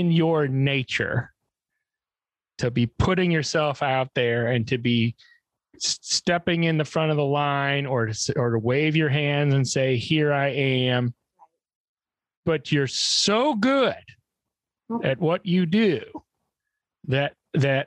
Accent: Illinois, United States; we're both from Illinois

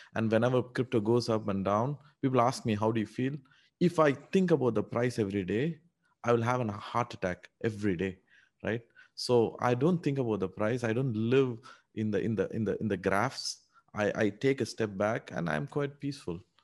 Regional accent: India; English is a second language; moved away as an adult; also born or lived in United Arab Emirates / Canada; now in Singapore; No, no, I grew up in India. Actually, I grew up in a small town, uh, in India

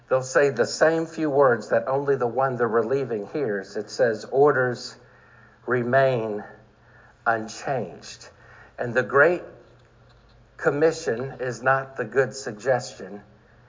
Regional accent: Maryland, United States

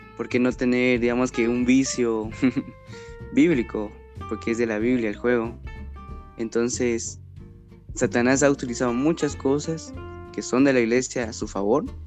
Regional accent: Guatemala; soy originario de Guatemala

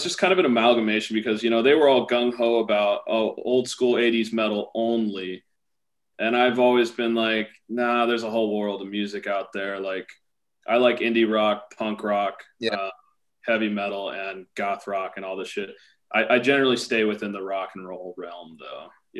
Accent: Portland, Oregon, United States; Portland, Oregon.

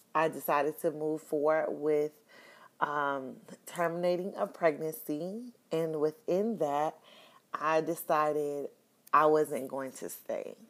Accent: Miami, Florida, United States; moved away as an adult; now in Houston, United States; I relocated from Miami

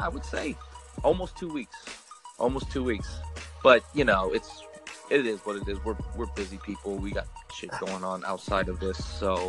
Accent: Oakland, California, United States; I grew up in the Park Boulevard area, right by Oakland High.

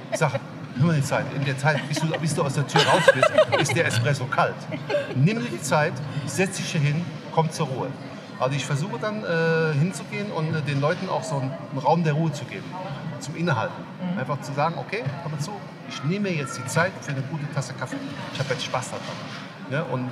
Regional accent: Koblenz, Rhineland-Palatinate, Germany; Ich bin hier aus der Ecke, ich komme aus Koblenz.

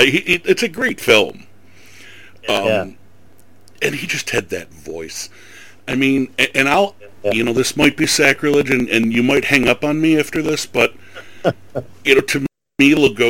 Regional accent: Tonawanda, New York, United States; you know, I'm from Native territory. I mean, you know, I grew up in the Tonawandas, and I'm right near Cheektowaga and Seneca, and, you know, I'm on native land

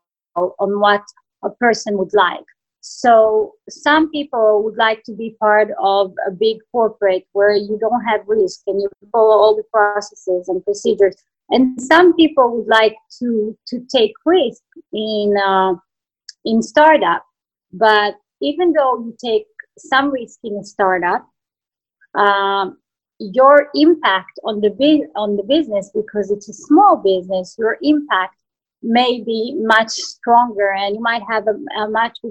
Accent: Israel; English is a second language; moved away as an adult; I come from Israel, and even though I worked with US companies in Israel

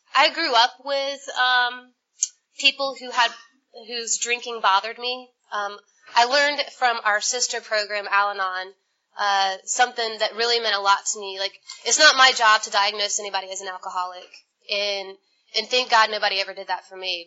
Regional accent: Atlanta, Georgia, United States; I'm from Atlanta

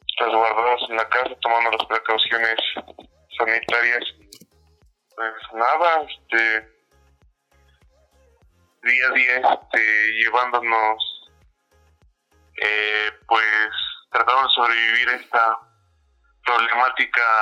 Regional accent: Mexico; así somos muchos mexicanos.

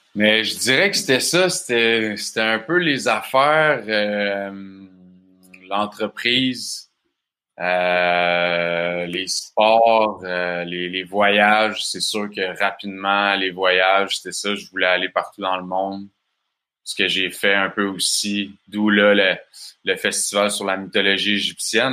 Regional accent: Bas-Saint-Laurent, Quebec, Canada; accent: Québécois; je viens du Bas-Saint-Laurent. Mes parents, ils ont une ferme d'alimentation biologique dans le coin. Fait que j'ai grandi sur une ferme

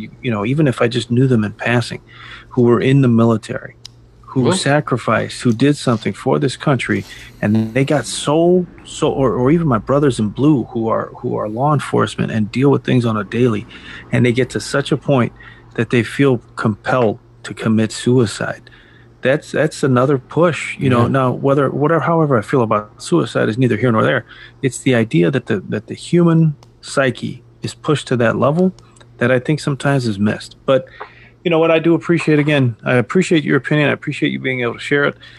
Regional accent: United States; as Americans

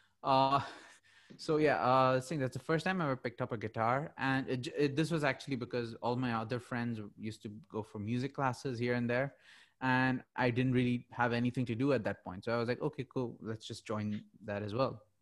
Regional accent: Muscat, Oman; now in Dubai, United Arab Emirates; I was born and brought up in Muscat, Oman.

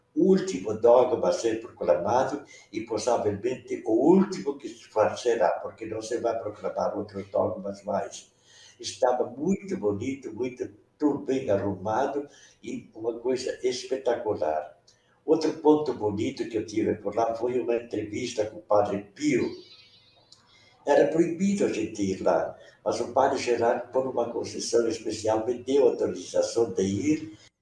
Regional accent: Curitiba, Paraná, Brazil; first language Venetian; Portuguese is a second language; now in Umuarama, Brazil; eu nasci em Santa Felicidade, ali pertinho de onde você está. Mas com 25 dias, meu pai se mudou lá para o Moçungue, ali perto do Parque do Barigui, onde eu me criei até os 10 anos.

